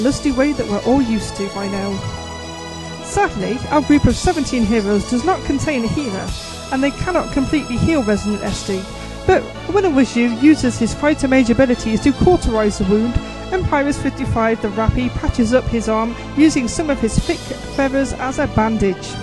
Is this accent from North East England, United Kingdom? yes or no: yes; Newcastle upon Tyne, North East England, United Kingdom; accent: Geordie; I am a Geordie